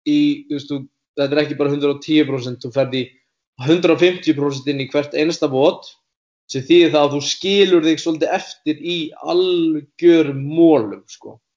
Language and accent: Icelandic; Iceland; ég er frá Íslandi